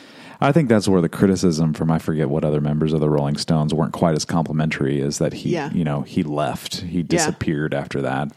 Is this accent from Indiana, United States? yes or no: yes; Indiana, United States; growing up in Indiana.